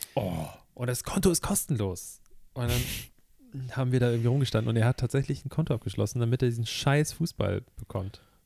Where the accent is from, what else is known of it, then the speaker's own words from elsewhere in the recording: Hamburg, Germany; ich komme aus dem Stadtteil von Hamburg, in dem HP Baxter wohnt